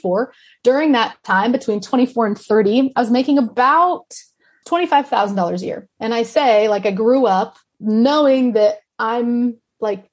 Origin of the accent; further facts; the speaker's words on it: Kansas City, Kansas, United States; moved away; I am from Johnson County, Kansas City.